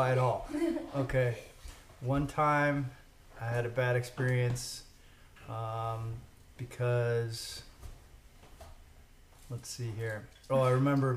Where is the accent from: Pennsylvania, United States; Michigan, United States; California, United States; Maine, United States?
Michigan, United States; Detroit; now in Oklahoma City, United States; I was born in Detroit, Michigan